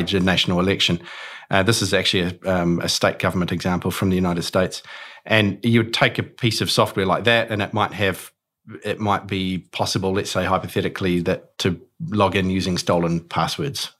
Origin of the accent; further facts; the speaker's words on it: Auckland, New Zealand; I'm born and bred in Auckland